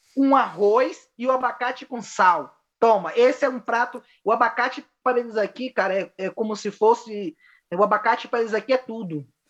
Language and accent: Portuguese; Bahia, Brazil; moved away as an adult; now in Chile; sou natural da Bahia